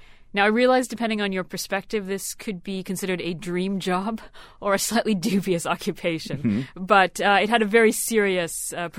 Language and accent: English; Canada; I grew up in Canada.